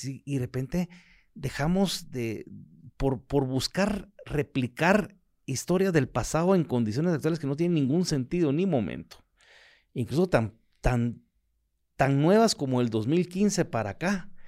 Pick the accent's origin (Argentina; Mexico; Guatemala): Guatemala; yo como ciudadano, como, como guatemalteco